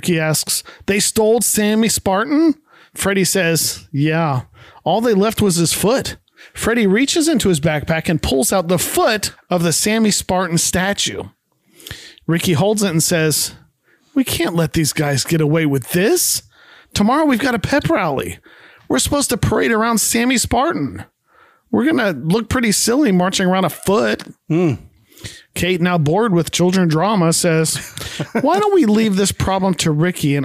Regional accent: Florida, United States; moved away; also born or lived in Decatur, Illinois; I'm from Florida.

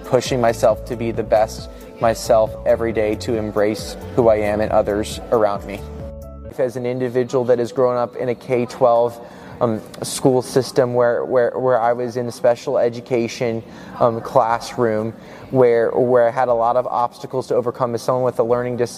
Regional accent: Bethesda, Maryland, United States; moved away as an adult; also born or lived in Boston, Massachusetts; I'm originally from Bethesda, Maryland, but I'm moving to Boston, Massachusetts

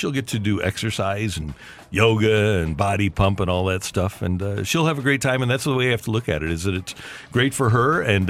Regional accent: Arkansas, United States; And I said, we're from Arkansas. We're both.

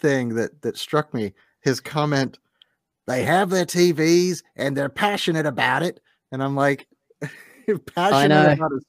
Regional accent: United States; As an American

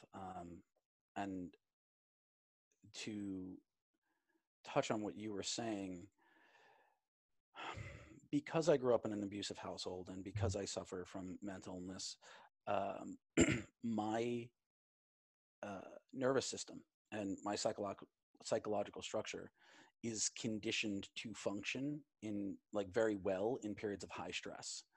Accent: New York, United States; my home state, my home city of New York

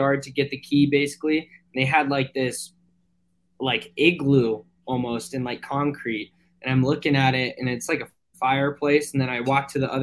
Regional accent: Santa Clarita, California, United States; I'm from a town outside of LA called Santa Clarita

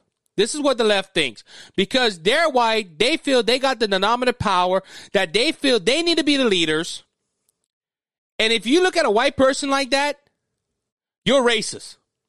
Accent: South Louisiana, United States; I'm white. I'm a white male from Louisiana, from South Louisiana.

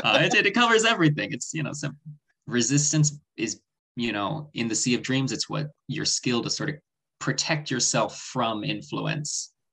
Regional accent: Oakland, California, United States; moved away; So I'm from Oakland, California, the Bay Area originally.

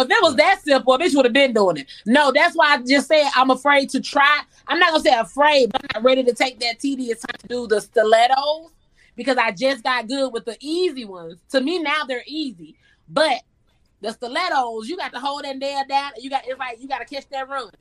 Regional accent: Columbus, Georgia, United States; moved away; also born or lived in Memphis, Tennessee; I'm born and raised in Georgia

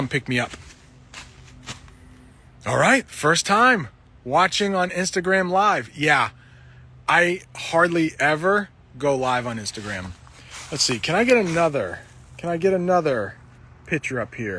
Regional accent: New England, United States; accent: New England; It's probably a New England accent. And I don't live that far from Canada, though.

